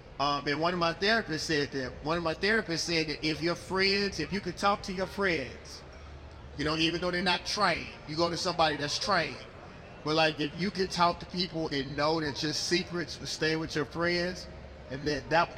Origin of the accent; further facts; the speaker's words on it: Mississippi, United States; I'm from Mississippi